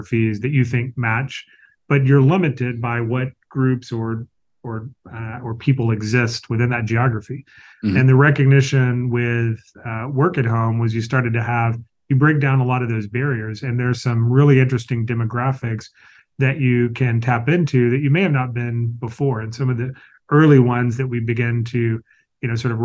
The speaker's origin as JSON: {"language": "English", "region": "the South", "country": "United States", "tie": "born or raised there", "said": "I grew up in the South"}